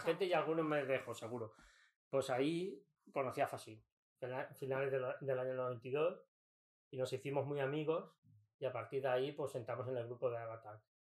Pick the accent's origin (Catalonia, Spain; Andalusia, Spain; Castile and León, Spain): Catalonia, Spain; Mataró; vinimos aquí al barrio de Pladenboet, en Mataró